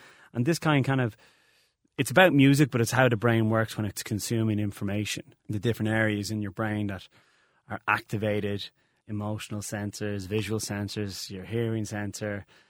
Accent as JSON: {"language": "English", "country": "Ireland", "said": "as we Irish people probably have a problem of going, well, okay, we're good and let's make it better."}